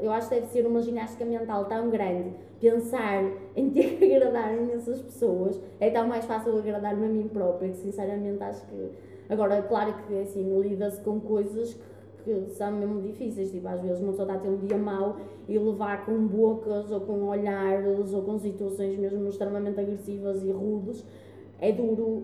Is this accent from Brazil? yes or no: no; Guimarães, Norte, Portugal